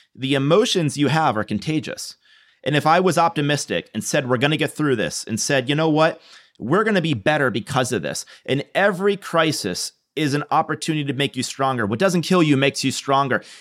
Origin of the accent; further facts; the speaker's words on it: New York, United States; moved away; I'm from New York. My family's in New York